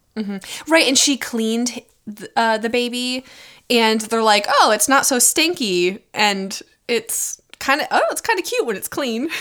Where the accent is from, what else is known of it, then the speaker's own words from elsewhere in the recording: United States; I was born in America